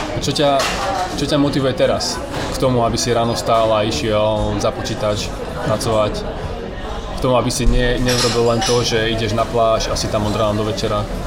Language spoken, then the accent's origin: Slovak; Slovakia; moved away; also born or lived in Asia; Po 4 rokoch som doma na Slovensku